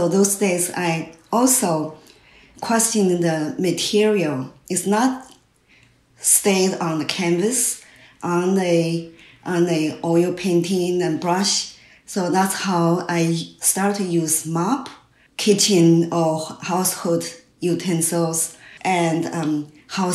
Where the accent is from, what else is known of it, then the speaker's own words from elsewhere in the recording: China; English is a second language; moved away as an adult; also born or lived in New York City, United States; now in Vermont, United States; I grew up in China and educated in China, went to art school in China